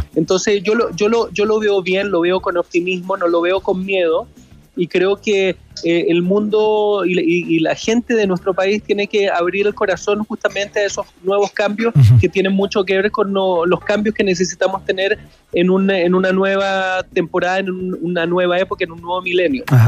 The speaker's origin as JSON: {"language": "Spanish", "country": "Chile", "moved": "yes", "lives_now": "Los Angeles, United States", "said": "muy contento también de estar en mi país. que no visitaba desde hace un año y medio"}